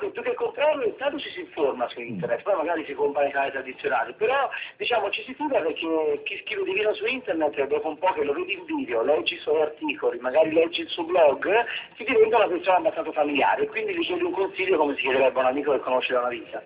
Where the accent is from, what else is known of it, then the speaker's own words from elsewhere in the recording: Tuscany, Italy; io purtroppo sono toscano